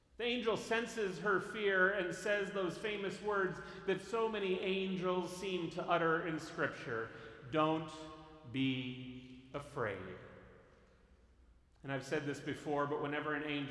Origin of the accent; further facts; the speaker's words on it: Northern California, United States; I grew up in Northern California in earthquake country